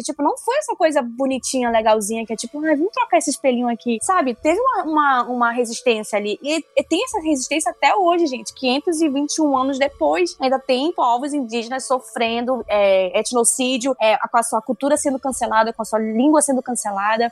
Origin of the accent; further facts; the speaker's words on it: Manaus, Amazonas, Brazil; accent: do norte; Eu sou uma amazonense